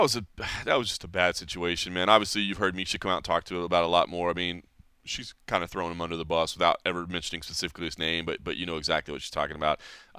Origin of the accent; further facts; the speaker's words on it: DeSoto, Texas, United States; I had a couple run-ins with the local police where I grew up in DeSoto, Texas.